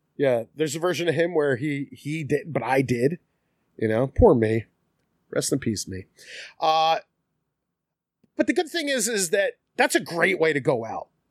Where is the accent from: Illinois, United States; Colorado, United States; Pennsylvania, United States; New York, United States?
Pennsylvania, United States; Philadelphia; also born or lived in Collingdale; I'm originally from South Philly.